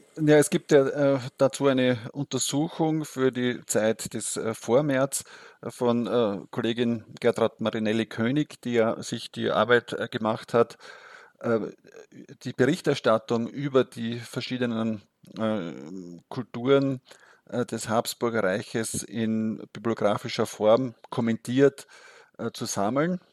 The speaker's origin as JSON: {"language": "German", "country": "Austria", "said": "als Österreicher"}